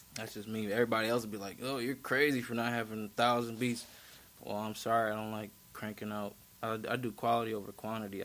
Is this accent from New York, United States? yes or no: no; Milwaukee, Wisconsin, United States; Milwaukee, born and raised